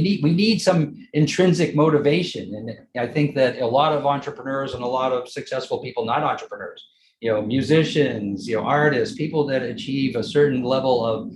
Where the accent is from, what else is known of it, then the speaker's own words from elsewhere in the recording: Westwood, Massachusetts, United States; also born or lived in Maine; I was born in Western Massachusetts, lived in Maine for a little while. I'm one of eight children, seven that survived. So, the typical Irish Catholic, family in Westwood, Massachusetts is where I ended up going to school, most of my school